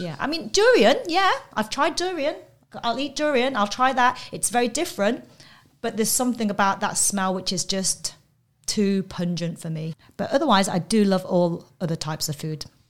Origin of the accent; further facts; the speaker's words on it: London, United Kingdom; moved away; also born or lived in Coventry; I'm from England, um, hometown. I have two loyalties. One is to London and one is to Coventry.